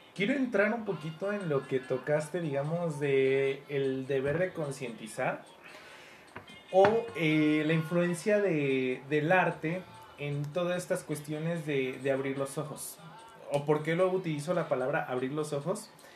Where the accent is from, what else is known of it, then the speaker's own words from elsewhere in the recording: Mexico; todos como mexicanos